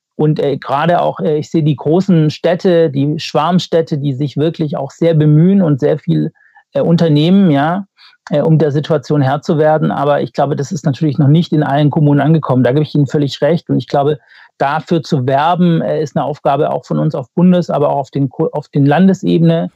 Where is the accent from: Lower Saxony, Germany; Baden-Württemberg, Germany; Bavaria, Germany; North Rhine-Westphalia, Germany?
Baden-Württemberg, Germany; ich komme ja aus Baden-Württemberg